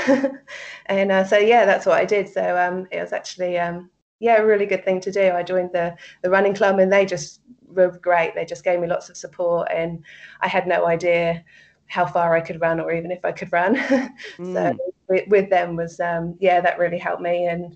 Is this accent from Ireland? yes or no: no; England, United Kingdom; moved away as an adult; now in Gold Coast, Australia; I'm originally from the UK. I grew up in England. And I left there when I was 20